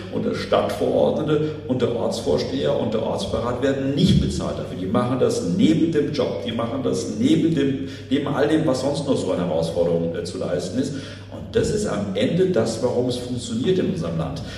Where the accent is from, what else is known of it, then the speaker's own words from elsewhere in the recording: Frankfurt, Hesse, Germany; ich kann als Frankfurter sagen